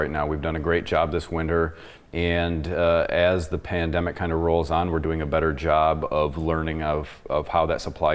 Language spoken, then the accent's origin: English; Michigan, United States; I was born in Michigan